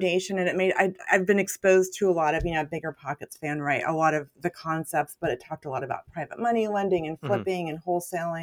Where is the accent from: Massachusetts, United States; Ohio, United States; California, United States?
California, United States; moved away as an adult; also born or lived in Portland; I grew up in California